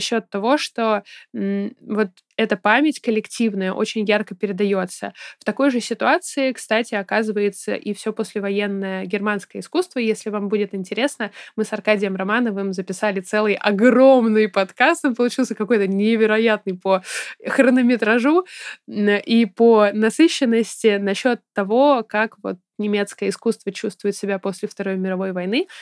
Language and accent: Russian; Saint Petersburg, Russia; я ребенок, который росла в, соответственно, Петербурге